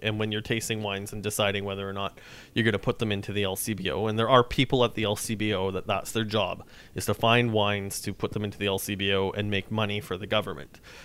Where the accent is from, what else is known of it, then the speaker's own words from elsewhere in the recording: Saskatchewan, Canada; now in Toronto, Canada; I'm from Saskatchewan